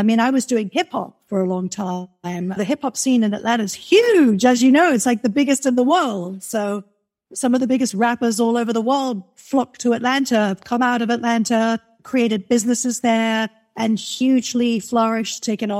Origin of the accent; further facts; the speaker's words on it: England, United Kingdom; when I go back to my hometown and I'm back in England, then I've got that real... It's sort of my dad comes from a Cockney.